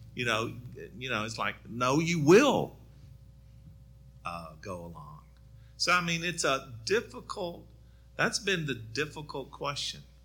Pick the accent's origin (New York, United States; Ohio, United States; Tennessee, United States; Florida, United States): Tennessee, United States; Murfreesboro; I grew up in Murfreesboro, so just across the way.